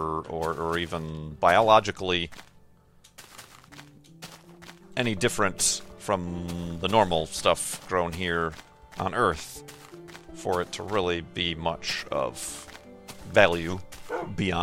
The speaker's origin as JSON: {"language": "English", "town": "Chicago", "region": "Illinois", "country": "United States", "said": "as a Chicagoan"}